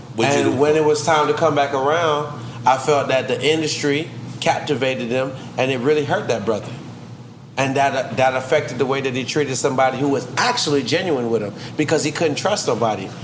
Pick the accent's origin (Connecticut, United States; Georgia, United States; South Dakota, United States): Georgia, United States; Atlanta; I'm from Atlanta